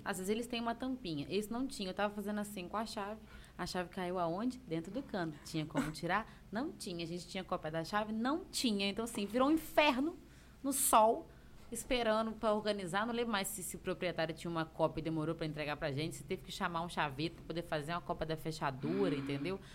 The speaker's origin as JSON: {"language": "Portuguese", "town": "Antônio Prado", "country": "Brazil", "tie": "born or raised there", "accent": "mineirês", "said": "Meu tio tem um bar lá em Antônio Prado, que é minha cidade natal"}